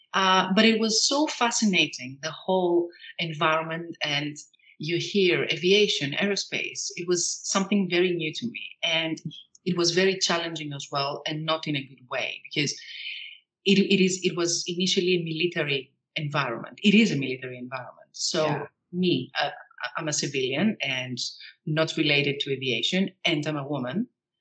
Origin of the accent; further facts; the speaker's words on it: Greece; moved away as an adult; also born or lived in United Kingdom; So I'm Greek. I was born and raised in Greece. I come from a very small town, which is southwest of Athens